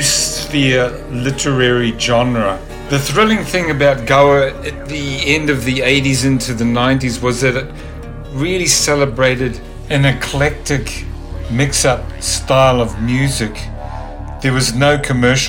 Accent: New Zealand; moved away; I'm originally from New Zealand. I'd been involved with punk groups and rock and roll in the 70s there

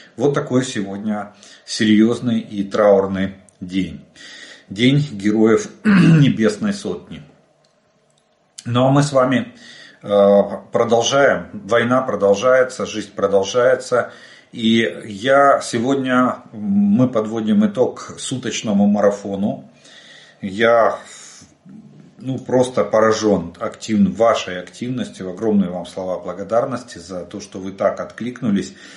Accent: Ukraine; мы из Украины

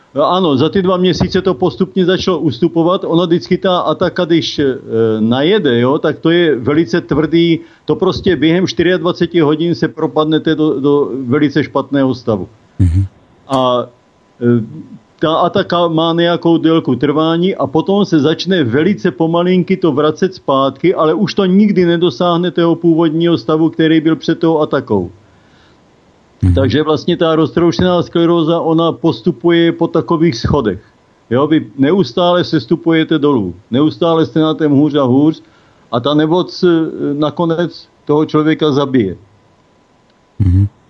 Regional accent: South Moravian Region, Czechia; now in Týn nad Vltavou, Czech Republic; Bydlím v Týně nad Vltavou, pocházím z Jižní Moravy, ale pracoval jsem dlouho na atomové elektrárně

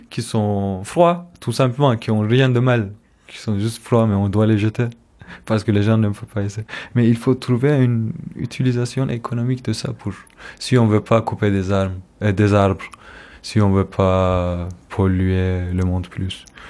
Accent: Istanbul, Turkey; French is a second language; moved away as an adult; now in Stuttgart, Germany; je suis kurde d'Istanbul

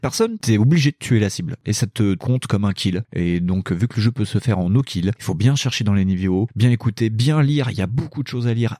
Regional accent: Lyon, Auvergne-Rhône-Alpes, France; lyonnais, comme moi

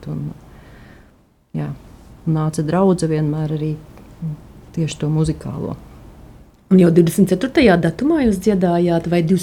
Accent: Sigulda, Sigulda Municipality, Latvia; born there; vismaz es esmu dzimusi Siguldā, un līdz ar to šeit Siguldā tā ticība, nu, e, saistot ar skolām, nu, nebija tik vienkārši

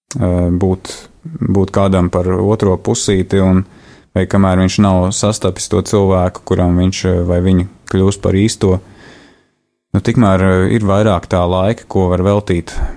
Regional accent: Riga, Latvia; es esmu dzimis un uzaugusi Latvijā, Rīgā.

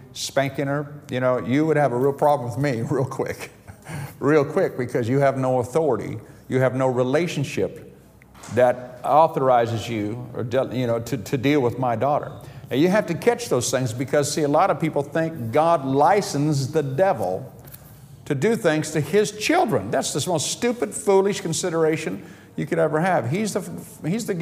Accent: United States; now in United Kingdom; I'm an American citizen

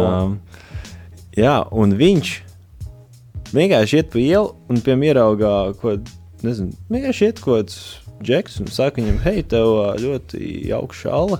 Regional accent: Latvia; mēs esam no Latvijas

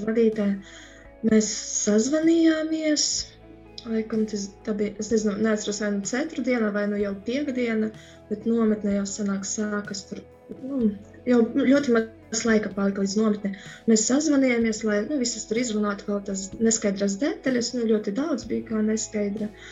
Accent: Medumi, Augšdaugava Municipality, Latvia; now in Daugavpils, Latvia; patiesi esmu no medumiem, bet tagad esmu Daugavpili

